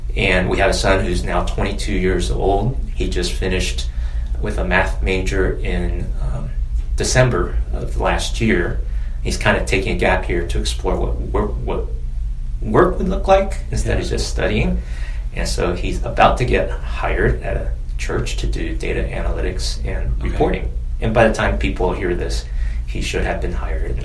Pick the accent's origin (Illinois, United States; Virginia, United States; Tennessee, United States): Virginia, United States; a small town in; also born or lived in China; I'm Chinese American and came to the U.S. when I was eight. I'm the oldest of three boys, and we grew up in a small town in Virginia with 20,000 people